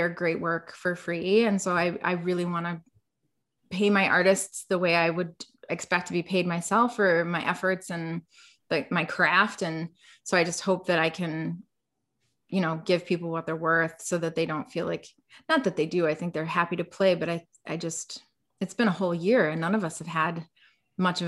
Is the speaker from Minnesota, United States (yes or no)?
yes; Minneapolis, Minnesota, United States; as someone growing up in Minneapolis